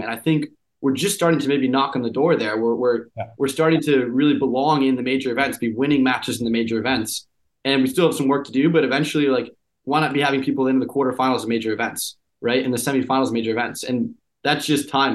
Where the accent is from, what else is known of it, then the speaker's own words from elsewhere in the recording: Boston, Massachusetts, United States; I grew up in the Boston area